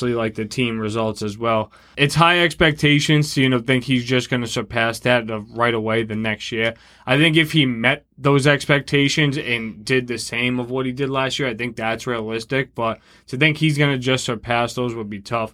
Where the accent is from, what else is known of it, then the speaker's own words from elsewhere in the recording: Boston, Massachusetts, United States; we're from Boston